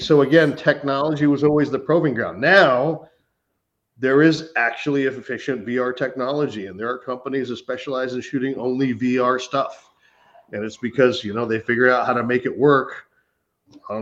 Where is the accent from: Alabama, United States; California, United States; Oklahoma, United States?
California, United States; Northern; moved away; Northern California, where I'm from